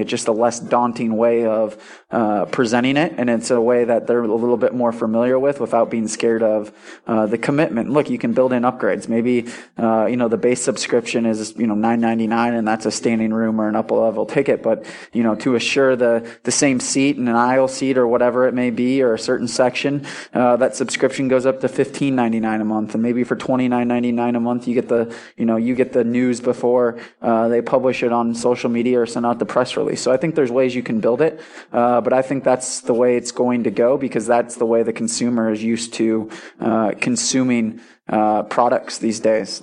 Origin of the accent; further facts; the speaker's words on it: Milwaukee, Wisconsin, United States; moved away; I'm from Milwaukee, Wisconsin, and, uh, you know, grew up around sports.